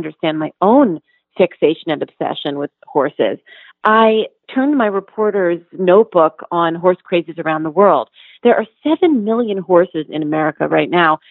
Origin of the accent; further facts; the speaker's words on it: New York City, New York, United States; I grew up in New York City